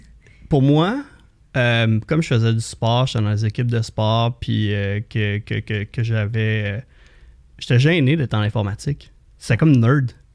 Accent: Saint-Hippolyte, Quebec, Canada; je viens de Saint-Hippolyte, au lac Candelé. j'ai grandi, j'ai eu la chance de grandir sur le bord de l'eau

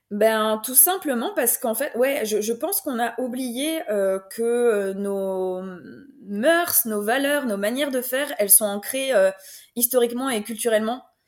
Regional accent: France; now in Belgium; j'habite en Belgique, mais je suis française

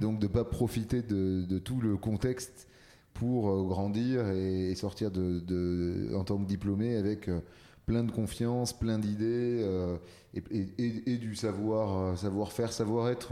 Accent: near Marseille, Provence-Alpes-Côte d'Azur, France; moved away as an adult; now in Paris, France; je suis né à Paris, mais j'ai grandi dans le sud de la France, euh, à côté de Marseille.

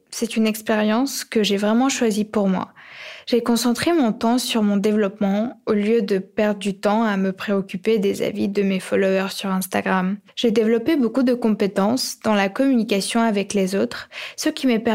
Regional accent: Ukraine; J'ai grandi en Ukraine et lorsque j'avais 9-10 ans

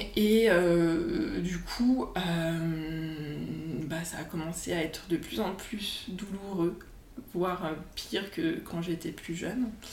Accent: Annecy, Auvergne-Rhône-Alpes, France; also born or lived in Lyon; je suis rentrée chez moi à Annecy

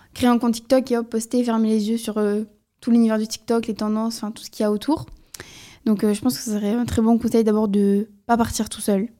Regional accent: the South, southern France, France; je viens du Sud

